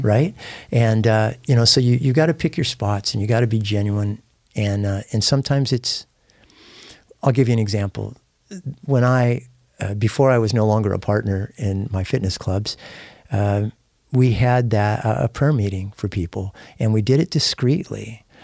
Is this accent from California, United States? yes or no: yes; San Diego, California, United States; moved away; I hadn't been in East San Diego where I grew up for forty years